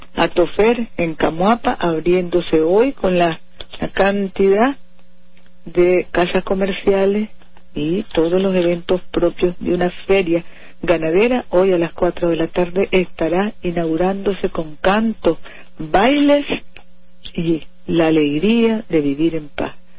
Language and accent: Spanish; Nicaragua; las familias nicaragüenses, que somos obra de Dios